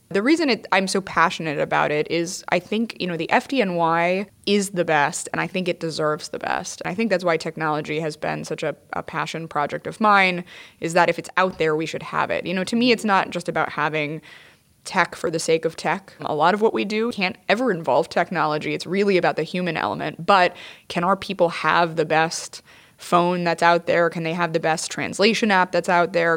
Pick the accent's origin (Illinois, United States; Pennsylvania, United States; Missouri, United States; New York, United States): New York, United States; New York City; a New Yorker and a member of the F D N